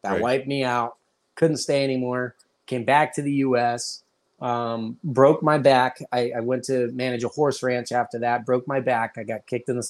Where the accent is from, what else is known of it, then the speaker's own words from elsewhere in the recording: Pittsburgh, Pennsylvania, United States; moved away as an adult; also born or lived in Orange County, California; I was born here.